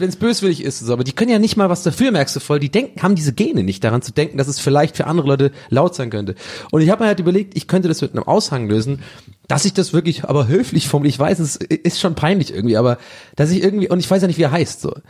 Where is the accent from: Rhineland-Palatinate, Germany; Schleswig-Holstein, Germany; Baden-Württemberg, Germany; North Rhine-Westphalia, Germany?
Baden-Württemberg, Germany; Tübingen; now in Berlin, Germany; bei uns in Tübingen gab es diese Komposthaufen